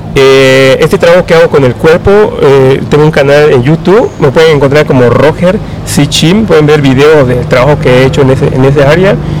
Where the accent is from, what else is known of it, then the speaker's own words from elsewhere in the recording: Yucatán, Mexico; moved away as an adult; also born or lived in Guanajuato; now in Oaxaca, Mexico; soy, soy del estado de Yucatán, pero aquí ya en, la ciudad de Oaxaca